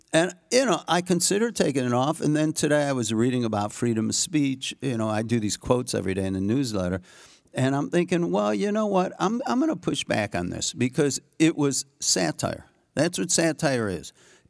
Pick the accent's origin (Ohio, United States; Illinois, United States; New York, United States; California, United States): Illinois, United States; Skokie; I grew up in Skokie, Illinois, where there was a lot of concentration camp refugees where I went to high.